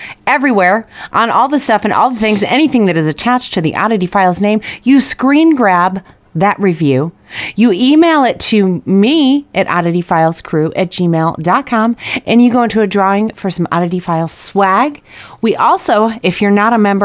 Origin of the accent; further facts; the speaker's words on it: Chicago, Illinois, United States; I grew up in Chicagoland